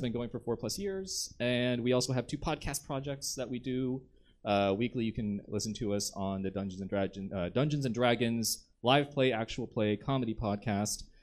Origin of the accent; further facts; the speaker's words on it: the South, United States; I'm from the South